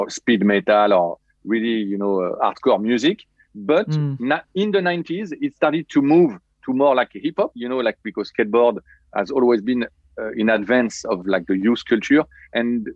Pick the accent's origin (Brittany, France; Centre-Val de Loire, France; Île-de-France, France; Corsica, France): Île-de-France, France; Paris; I'm totally French, born and raised in Paris